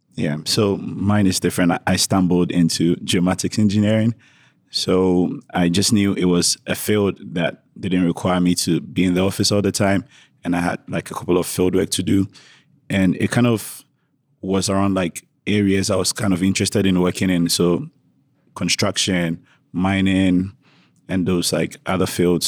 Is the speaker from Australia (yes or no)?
no; Ghana; moved away as an adult; now in Oregon, United States; Traditionally, I'm from Ghana